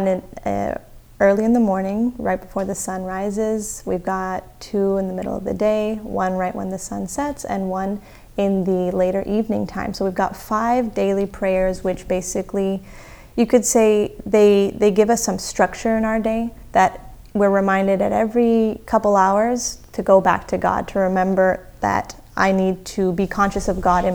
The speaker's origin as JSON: {"language": "English", "town": "Houston", "region": "Texas", "country": "United States", "tie": "born or raised there", "also_born_or_lived": "Dallas / South Africa (ancestry)", "moved": "as an adult", "said": "I grew up in the Houston area, in Memorial in particular"}